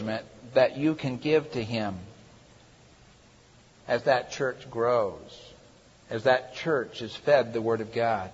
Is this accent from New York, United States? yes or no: no; Michigan, United States; I was from Michigan